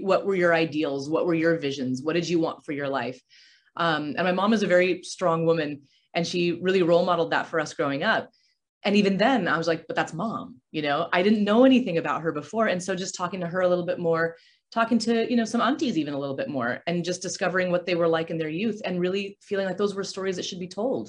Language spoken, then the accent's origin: English; Aurora, Colorado, United States; moved away as an adult; also born or lived in California; I grew up in Aurora, Colorado.